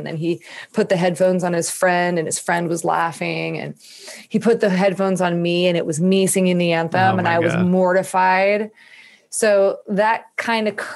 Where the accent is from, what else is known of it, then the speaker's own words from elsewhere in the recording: Northern California, United States; moved away as an adult; now in Nashville, United States; I grew up in Northern California and lived there until I ended up moving to Nashville almost 4 years ago